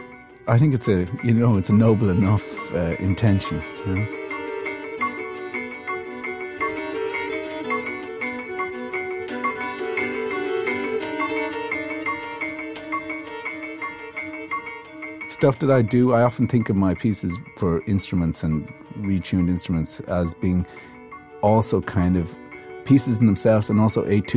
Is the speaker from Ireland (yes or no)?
yes; Ireland; I'm Irish, not English